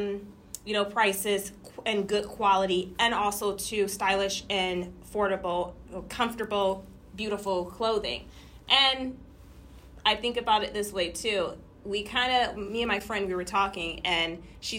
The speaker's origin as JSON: {"language": "English", "town": "Detroit", "region": "Michigan", "country": "United States", "tie": "born or raised there", "moved": "yes", "lives_now": "Long Beach, United States", "said": "I grew up in Detroit. We didn't have very much when I grew up where I grew up"}